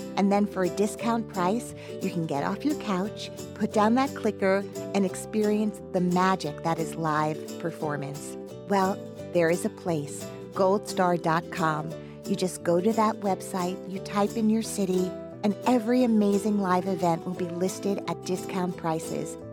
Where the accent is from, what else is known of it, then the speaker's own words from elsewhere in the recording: New Jersey, United States; I was born in New Jersey.